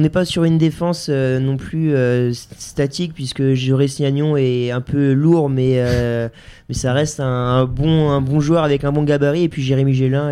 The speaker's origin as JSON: {"language": "French", "country": "France", "said": "en tant que Français, on, on, en tout cas, moi, en tout cas, je supporte les, clubs français"}